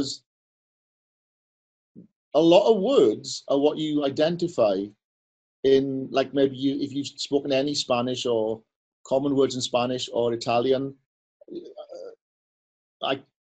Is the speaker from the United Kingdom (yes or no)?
yes; Wales, United Kingdom; I'm Welsh